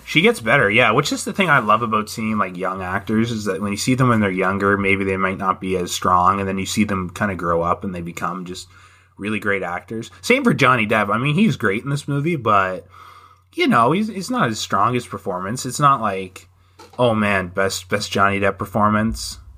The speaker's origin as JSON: {"language": "English", "country": "Canada", "said": "I am a Canadian"}